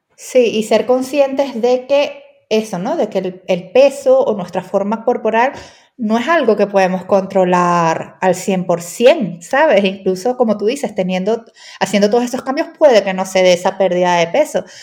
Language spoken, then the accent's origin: Spanish; Venezuela; Pues no sé si por mi acento se ha escuchado, pero soy venezolana y allí en Venezuela